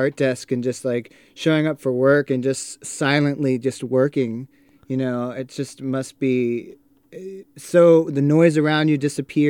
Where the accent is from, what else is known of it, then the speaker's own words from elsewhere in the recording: Queens, New York, United States; also born or lived in Hawaii / Florida; And we were raised in Queens, New York, and then also in Hawaii and Florida.